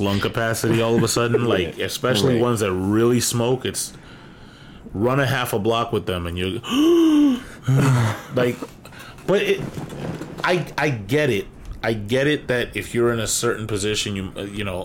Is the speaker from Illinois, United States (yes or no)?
no; New York, United States; I'm from New York and I remember going to Yankee games